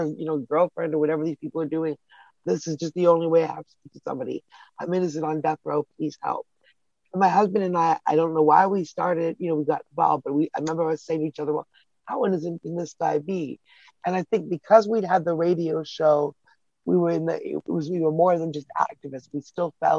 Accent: Toronto, Ontario, Canada; I'm from Toronto

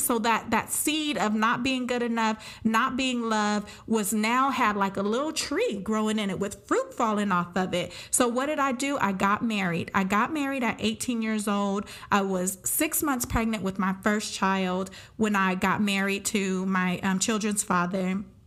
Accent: Pomona, California, United States; I am from Pomona, California

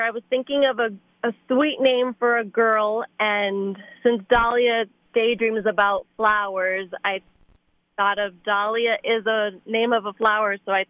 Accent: Miami, Florida, United States; I grew up in Miami, Florida.

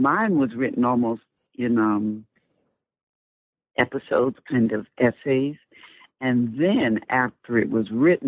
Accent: Sumter, South Carolina, United States; moved away; Sumter, my hometown

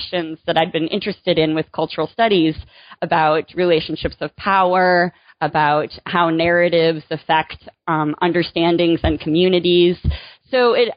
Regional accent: Michigan, United States; moved away as an adult; also born or lived in North Carolina; now in Virginia, United States; I grew up in Michigan

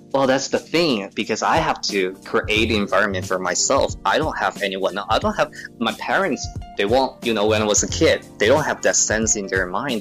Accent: Guangzhou, Guangdong, China; English is a second language; I was born and raised in China

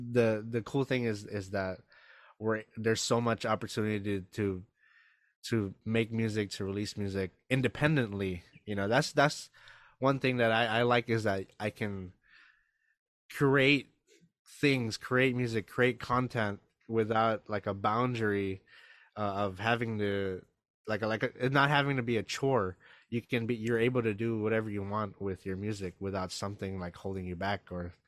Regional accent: Philippines; So, I love being Filipino. It's cool.

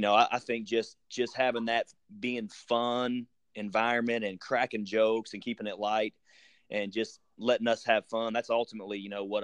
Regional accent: southeast Missouri, United States; also born or lived in Honolulu, Hawaii; we moved back close to when I was 4 years old, and my mother is from a small town in southeast Missouri, and so we moved back there

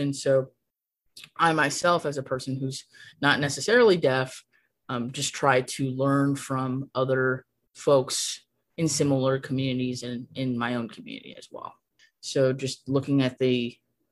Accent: San Gabriel Valley, California, United States; moved away as an adult; now in Arizona, United States; I'm originally from California, and I was raised in the San Gabriel Valley in California

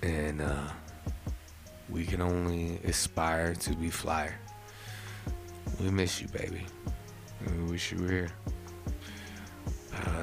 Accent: New Jersey, United States; I'm a bridge and tunnel kid. I'm not a New Yorker. I'm a North Jersey kid

